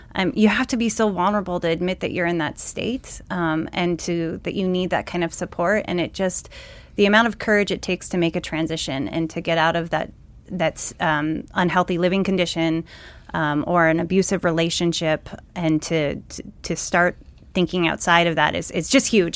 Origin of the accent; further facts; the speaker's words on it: Great Falls, Montana, United States; I'm born and raised in Great Falls, Montana